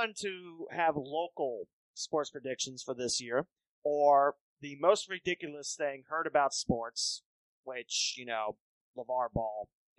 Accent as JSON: {"language": "English", "area": "Valley View / Twin Valley South area", "region": "Ohio", "country": "United States", "said": "I'm from Valley View. I'm from the Twin Valley South and Valley View areas."}